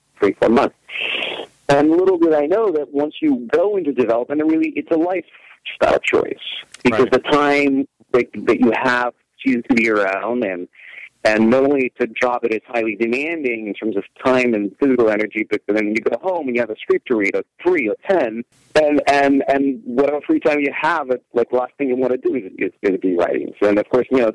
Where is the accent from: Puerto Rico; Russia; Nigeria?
Russia; moved away as an adult; now in United States; I was originally born and raised in Russia, and just so happened that my first year in the United States